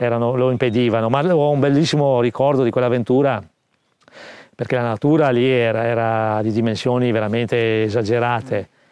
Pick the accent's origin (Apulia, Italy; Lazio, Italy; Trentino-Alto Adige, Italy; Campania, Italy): Trentino-Alto Adige, Italy; Trento; Sono nato a Trento nel, eh, millenovecentosettantatre